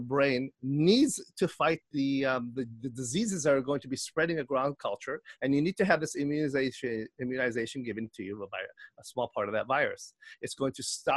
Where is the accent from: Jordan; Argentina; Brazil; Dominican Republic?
Jordan; now in Chicago, United States; I'm from Jordan. I'm born in Jordan.